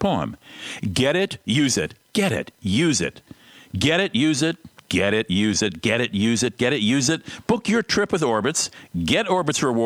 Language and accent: English; Minnesota, United States; my home state